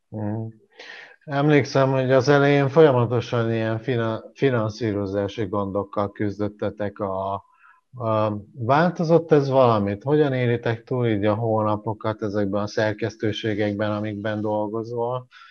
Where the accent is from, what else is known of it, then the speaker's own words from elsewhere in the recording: Jász-Nagykun-Szolnok, Hungary; moved away; én Jászlókon szólnak megyéből származom